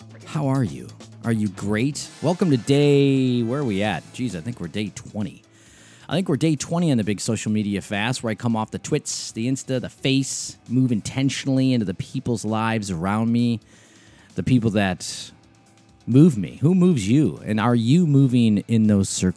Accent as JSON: {"language": "English", "town": "Rochester", "region": "New York", "country": "United States", "tie": "born or raised there", "said": "Di and I grew up in Rochester"}